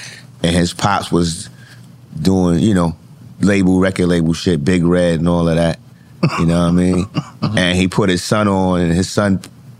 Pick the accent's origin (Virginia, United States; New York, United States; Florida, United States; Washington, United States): New York, United States; New York City; I grew up in Brownsville. I grew up around Puerto Ricans.